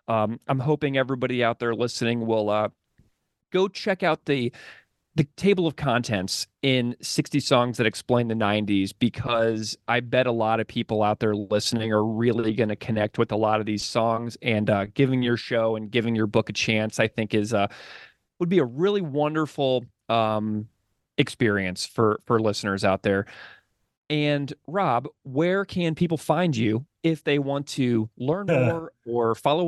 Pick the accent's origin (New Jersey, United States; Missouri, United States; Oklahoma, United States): Missouri, United States; Fenton; also born or lived in High Ridge; Yeah, I was born in High Ridge, Missouri, And which is another suburb of St. Louis. But then my parents moved to Fenton in 2000 or in 1983 when they bought a brand.